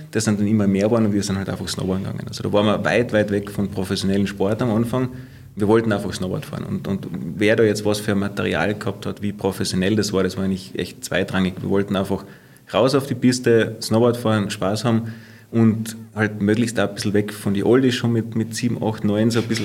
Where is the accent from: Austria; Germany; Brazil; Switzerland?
Austria; St. Urban, Carinthia; Ja, also ich bin auf der Simon hier ja groß geworden, also in St. Urban und bei uns war es nicht weit auf die, zum, zum, Skigebiet.